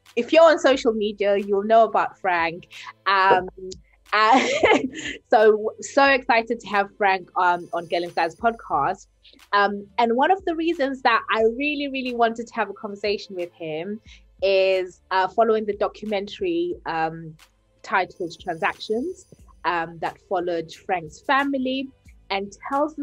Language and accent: English; Bulawayo, Zimbabwe; we're from Zimbabwe, from Bulawayo